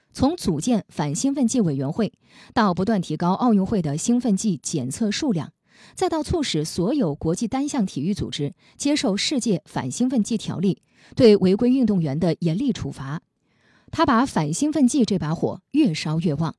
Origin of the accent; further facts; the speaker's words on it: China; 我们中国人